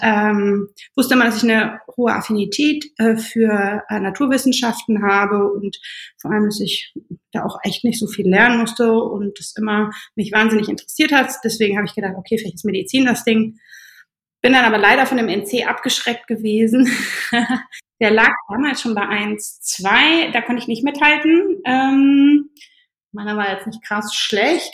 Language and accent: German; Germany; moved away as an adult; also born or lived in Berlin; Gebürtig komme ich aus, äh, aus dem Rheinland